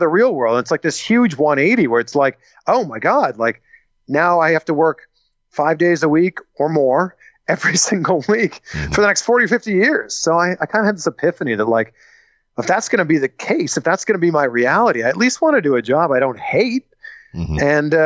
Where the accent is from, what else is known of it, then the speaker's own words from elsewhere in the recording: Pickering, Ontario, Canada; moved away as an adult; also born or lived in Toronto; now in United States; Backyard Wrestling Federation in my hometown of Pickering, Ontario, Canada